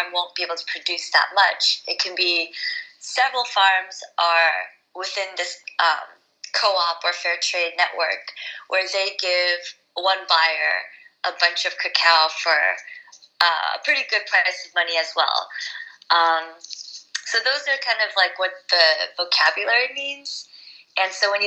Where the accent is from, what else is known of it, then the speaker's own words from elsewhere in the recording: New Jersey, United States; also born or lived in New York City; I grew up in New York City, like, I mean, in New Jersey, I was born in New York City